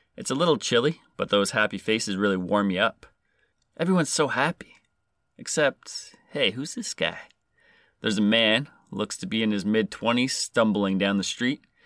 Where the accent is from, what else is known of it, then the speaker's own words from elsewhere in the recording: Canada; I am Canadian